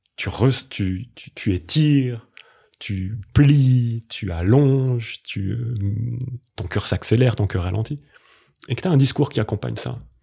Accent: Grenoble, Auvergne-Rhône-Alpes, France; j'ai grandi à Grenoble

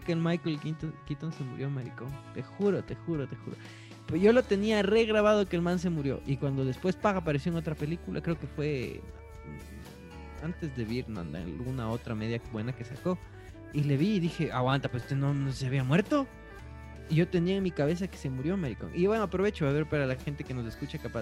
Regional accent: Latacunga, Cotopaxi, Ecuador; moved away; Yo voto en la Tacunga

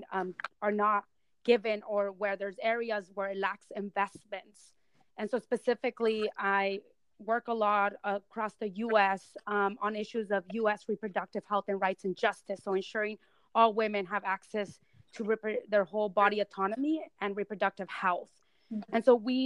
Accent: Selma, California, United States; English is a second language; I grew up in Selma, which is a rural city

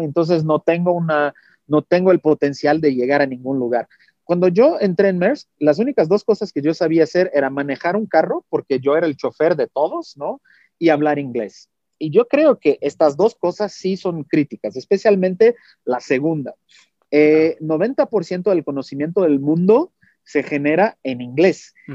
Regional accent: Brazil; Spanish is a second language; moved away; Yo soy brasileño, mi español es 90%.

